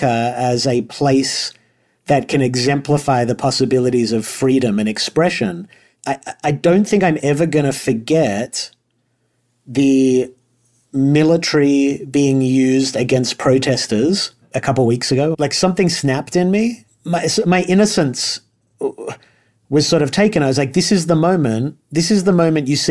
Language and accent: English; Australia; moved away as an adult; because I'm an immigrant, I'm Australian, and I've lived here since I was 18